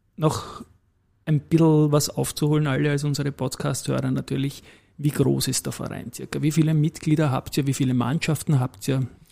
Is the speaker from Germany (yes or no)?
no; Vienna, Austria; gebürtiger Donaustädter